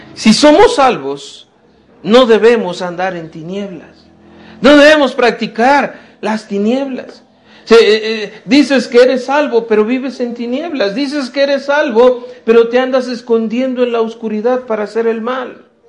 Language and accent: Spanish; Mexico; todos somos mexicanos, qué bueno, ¿verdad? Mira, somos ciudadanos mexicanos